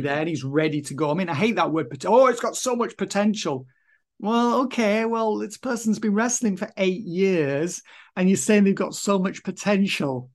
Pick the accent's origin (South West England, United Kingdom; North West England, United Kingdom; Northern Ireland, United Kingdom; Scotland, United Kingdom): North West England, United Kingdom; Kendal; it was the only job i could get anyway in kendall my hometown at the time